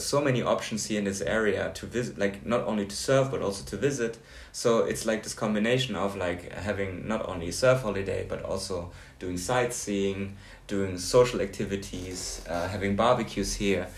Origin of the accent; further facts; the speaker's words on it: Hamburg, Germany; moved away; And we're both from Hamburg.